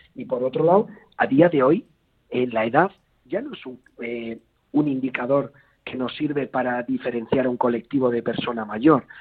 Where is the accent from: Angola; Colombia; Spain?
Spain; Basque society, Basque Country; como sociedad vasca